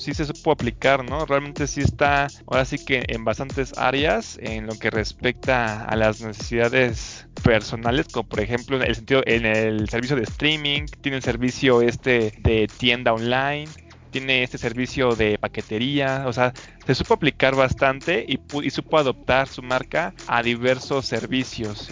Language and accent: Spanish; Michoacán, Mexico; moved away; yo soy de Michoacán